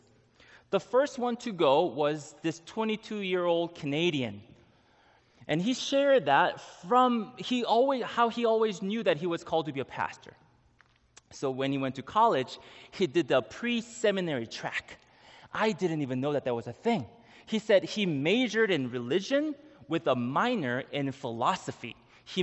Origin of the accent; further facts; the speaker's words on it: Israel; I was born in Israel